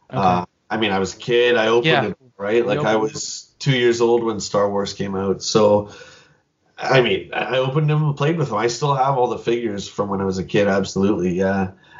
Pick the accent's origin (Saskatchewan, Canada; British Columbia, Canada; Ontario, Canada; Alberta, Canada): Ontario, Canada; London; That was in my hometown here. That was, I think, on the last day. We did one more trip to the local shops in our town of London here.